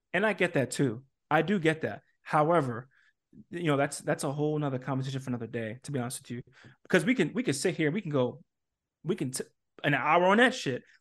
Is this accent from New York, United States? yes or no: yes; New York City, New York, United States; I come from New York City